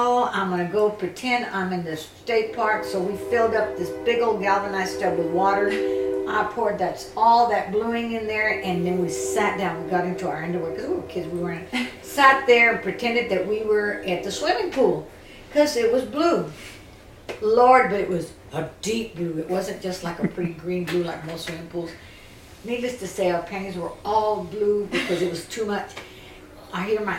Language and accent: English; Lockhart, Texas, United States; I was born in Lockhart, Texas, and I lived in a barrio.